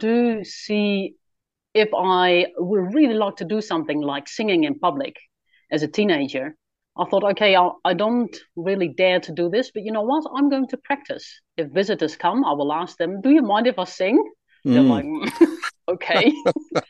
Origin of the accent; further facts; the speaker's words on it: Netherlands; Yes, I was born in Holland in 1983. Yeah, come from a nice, loving family.